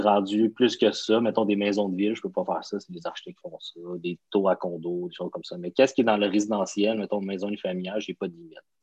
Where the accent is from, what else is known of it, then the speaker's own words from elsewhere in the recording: Laval, Quebec, Canada; toute ma jeunesse, à la même place, à la même maison